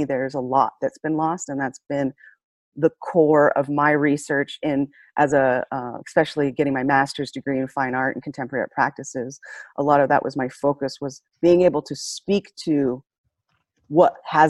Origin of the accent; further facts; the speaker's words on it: Oregon, United States; growing up in Oregon